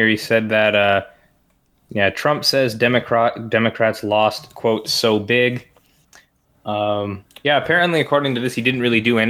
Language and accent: English; Canada; I'm too Canadian for this.